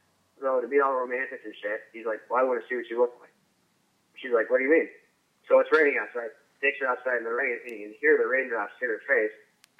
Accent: Illinois, United States; I grew up in Southern Illinois. Sometimes I go home to see my family.

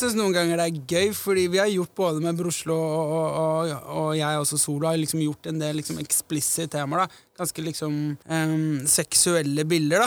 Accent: Oslo, Norway; jeg vokste opp på Majorstad

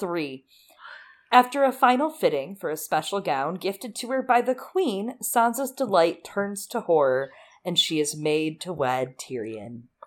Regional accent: United States; I'm from America.

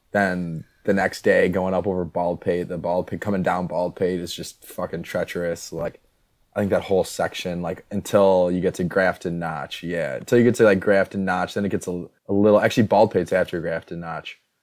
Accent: Midwest, United States; I'm from the north. I mean, I'm from the Midwest

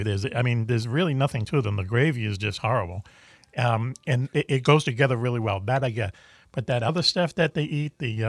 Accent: Boston, Massachusetts, United States; Even though I'm from Boston.

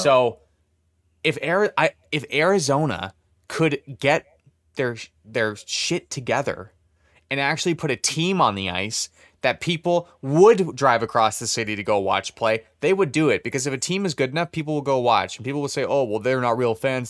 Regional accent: Canada; we're Canadian

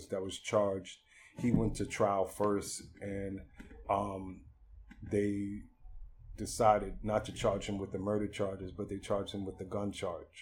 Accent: Boston, Massachusetts, United States; now in Baltimore, United States; I'm originally from Boston, Massachusetts

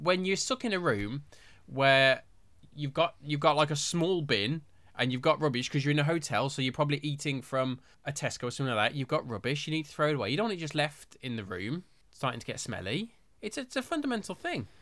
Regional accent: Birmingham, West Midlands, United Kingdom; I'm from Birmingham

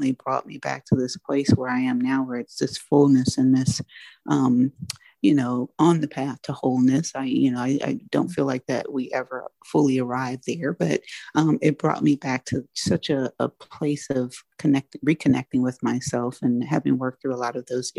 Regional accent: United States; I am African American, I'm Black, so I my community is Black

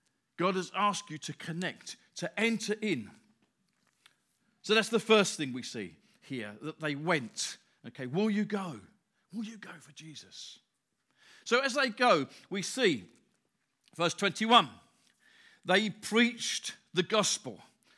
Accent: Grays, East of England, United Kingdom; also born or lived in Stamford Hill; I live in Grays. I was born in Grays. Well, I was born in Stamford Hill, but lived in Grays. I'm the fourth generation of my family living in the same place.

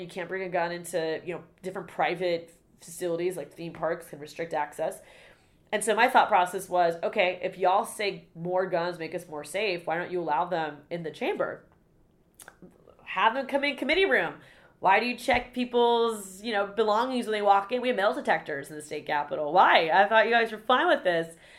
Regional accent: Florida, United States; growing up in Florida

